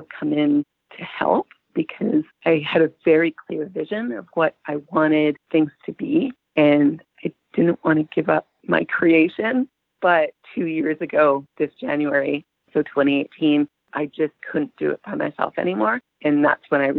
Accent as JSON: {"language": "English", "town": "Vancouver", "region": "British Columbia", "country": "Canada", "moved": "yes", "lives_now": "Halifax, Canada", "said": "I had lived in Halifax for a few years from then, but I'm originally from Vancouver"}